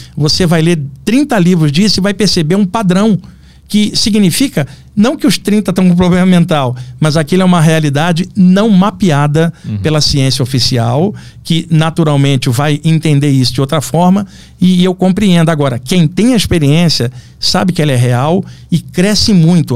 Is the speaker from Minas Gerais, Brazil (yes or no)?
no; Rio de Janeiro, Brazil; lá no Rio de Janeiro, onde, onde eu nasci